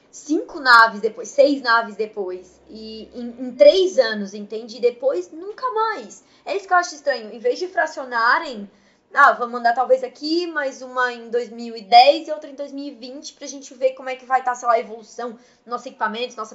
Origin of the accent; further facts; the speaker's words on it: Brazil; É que eu sou brasileira e precisa tocar as coisas, então.